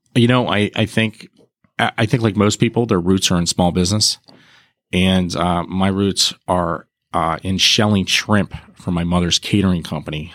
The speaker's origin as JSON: {"language": "English", "town": "Harrisburg", "region": "Pennsylvania", "country": "United States", "tie": "born or raised there", "moved": "as an adult", "lives_now": "Pittsburgh, United States", "said": "I'm from the Harrisburg area. Um, and I ended up here for Pitt"}